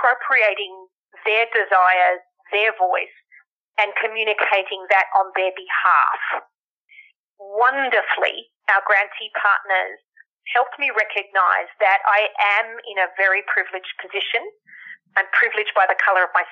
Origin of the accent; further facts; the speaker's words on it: Australia; now in United States; the Australian-born, American resident, English-speaking